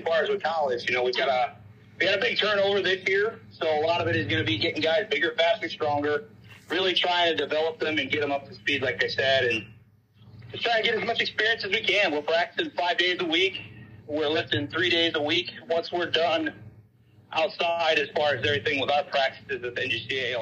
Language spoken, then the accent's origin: English; Sparta, Wisconsin, United States; I'm originally from Sparta, Wisconsin. I graduated there in 2009.